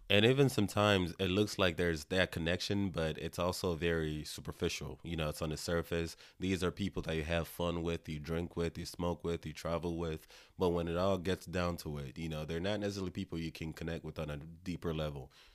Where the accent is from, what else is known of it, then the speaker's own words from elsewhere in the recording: Nigeria; now in United States; I'm Nigerian